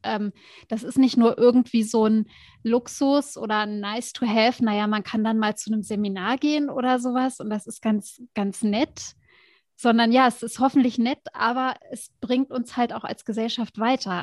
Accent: Germany; also born or lived in United States; als Deutsche

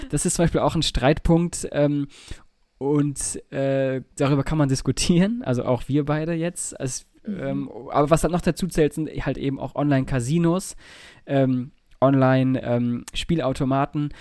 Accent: Nordhorn, Lower Saxony, Germany; da wo ich aufgewachsen bin in, äh, in Nordhorn

